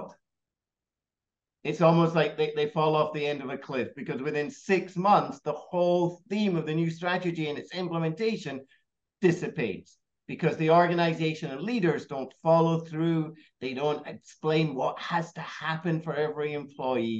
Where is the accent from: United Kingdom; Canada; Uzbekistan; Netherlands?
United Kingdom; Scotland; moved away as an adult; also born or lived in United States / Australia / Hong Kong; now in Singapore; I grew up in Scotland